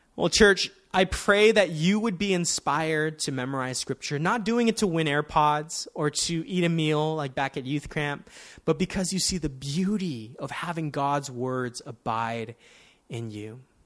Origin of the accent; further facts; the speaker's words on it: Daly City, California, United States; I grew up in Daly City